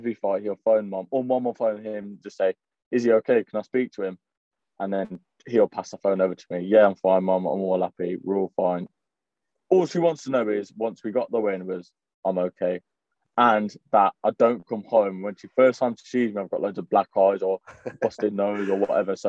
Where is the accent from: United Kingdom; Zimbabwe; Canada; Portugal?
United Kingdom; Coventry, West Midlands; I'm from Coventry.